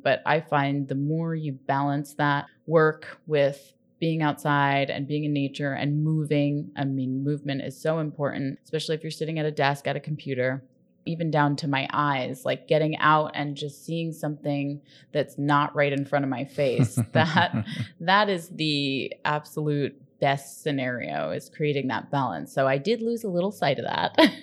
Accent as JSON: {"language": "English", "region": "New York", "country": "United States", "tie": "born or raised there", "moved": "yes", "lives_now": "Southern California, United States", "said": "So my sister and I were raised in New York."}